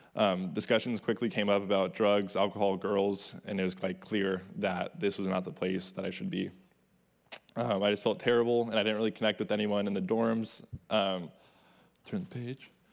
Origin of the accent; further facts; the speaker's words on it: Orange County, California, United States; Growing up in Orange County